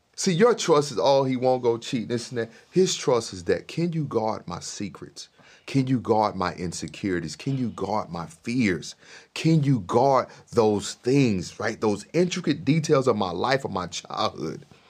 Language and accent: English; Mississippi, United States; I grew up in Mississippi